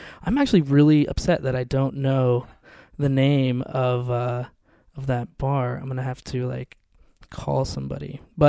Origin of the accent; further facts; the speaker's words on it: Seattle, Washington, United States; now in Portland, United States; a whole group I grew up in Seattle, so a bunch of people in Seattle.